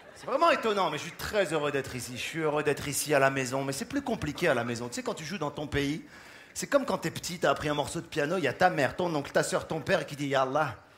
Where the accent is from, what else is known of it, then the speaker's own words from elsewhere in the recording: Casablanca, Casablanca-Settat, Morocco; J'ai grandi à Casablanca